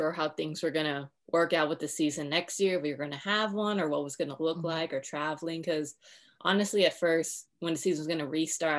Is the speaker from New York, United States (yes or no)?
no; California, United States; I'm from California